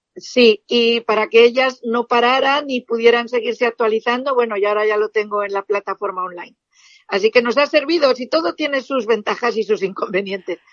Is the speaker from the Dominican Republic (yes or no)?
no; Spain; soy una esteticista española